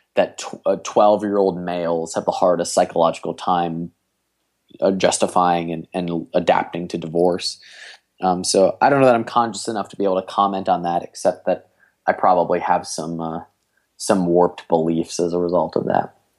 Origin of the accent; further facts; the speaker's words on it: Cleveland, Ohio, United States; I'm from Cleveland, Ohio